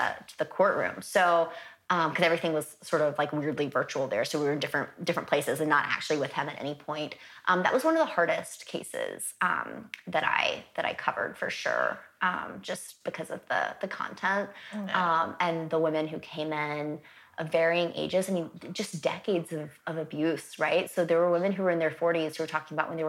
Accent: the South, United States; I'm from the South

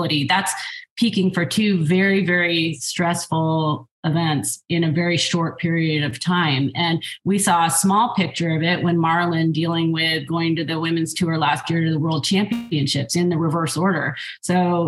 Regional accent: United States; as an American

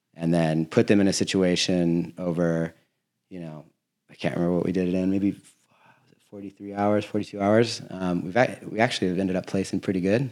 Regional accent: Laguna Beach, California, United States; I'm from Laguna Beach

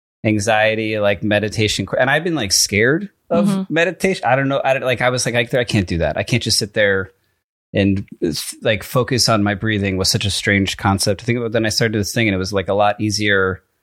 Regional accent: Connecticut, United States; also born or lived in Freehold, New Jersey; I was born in Freehold, New Jersey, the same small hospital as Bruce Springsteen. Then my family moved to Connecticut when I was in elementary school.

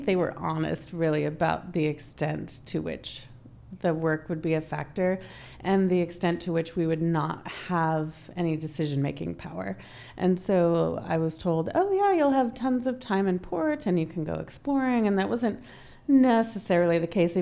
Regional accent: United States; also born or lived in Cayman Islands; an American woman

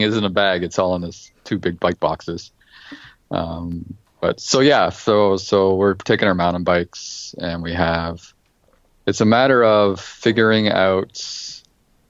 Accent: Toronto, Ontario, Canada; now in Waterloo, Canada; I grew up in Toronto, Ontario

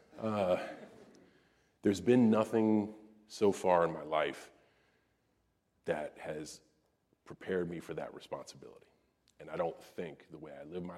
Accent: West Newbury, Massachusetts, United States; I'm from West Newbury, Massachusetts.

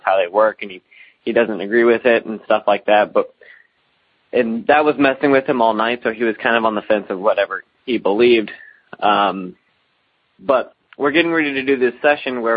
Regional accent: Alton, Illinois, United States; I'm from the Alton area of Illinois, which is one of the more haunted places in the United States

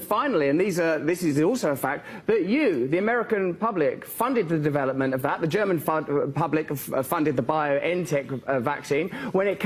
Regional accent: England, United Kingdom; I'm English

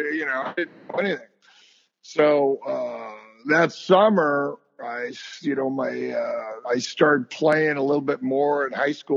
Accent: El Segundo, California, United States; also born or lived in Manhattan Beach, California; I moved from El Segundo to Manhattan Beach my senior year.

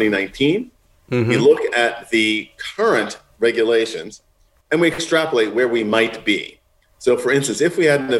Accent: New York City, New York, United States; moved away as an adult; also born or lived in California; now in Rhode Island, United States; I grew up in Manhattan and in Queens

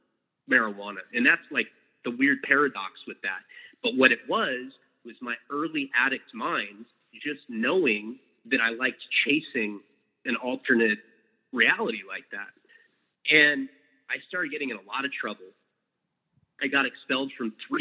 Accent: Santa Barbara, California, United States; also born or lived in Boston, Massachusetts; I was born in Boston, Massachusetts, and I'm an only child. We moved out to California, Santa Barbara, California, when I was 3 years old

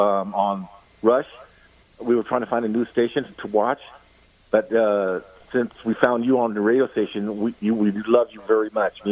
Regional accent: California, United States; also born or lived in Texas; I was born in Texas, but I've been in California since my dad was in the military for almost the rest of my life, almost 64 years.

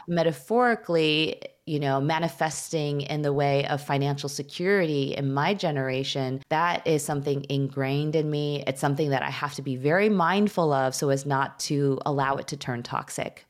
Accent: suburbs of Chicago, Illinois, United States; also born or lived in Skokie, Illinois / Wilmette, Illinois; I grew up in the suburbs of Chicago. I was born in Chicago. My parents moved us to Skokie, Illinois, shortly after I was, like, four.

